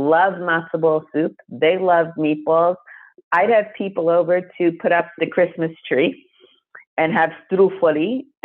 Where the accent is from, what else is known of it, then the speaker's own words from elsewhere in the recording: Jericho, New York, United States; also born or lived in Queens, New York; they bought a house in a town called Jericho